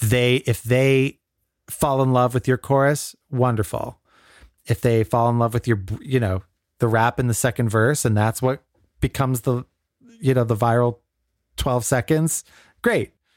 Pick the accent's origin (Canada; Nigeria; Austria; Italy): Canada; growing up in Canada.